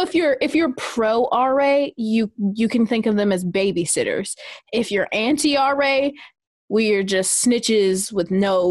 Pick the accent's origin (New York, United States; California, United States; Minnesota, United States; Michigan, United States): Minnesota, United States; moved away as an adult; also born or lived in Portland, Oregon